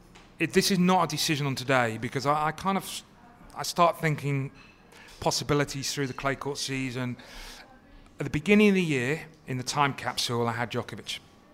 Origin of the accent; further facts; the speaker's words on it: United Kingdom; I think Wimbledon, being British, I'm going to be biased, it is the greatest tournament